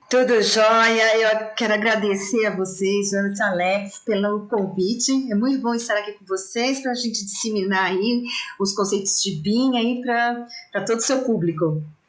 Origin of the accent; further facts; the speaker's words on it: São Paulo, Brazil; residente aqui na capital, aqui em São Paulo